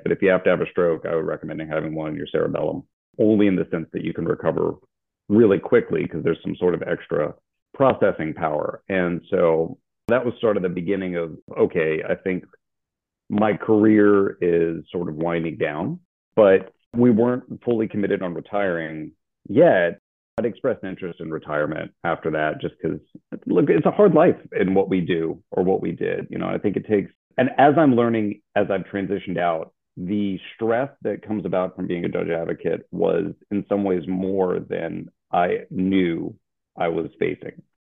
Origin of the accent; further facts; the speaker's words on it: Louisiana, United States; moved away as an adult; also born or lived in Alabama / Hawaii; now in San Antonio, United States; I'm originally from Louisiana, but I was looking forward to getting out of the state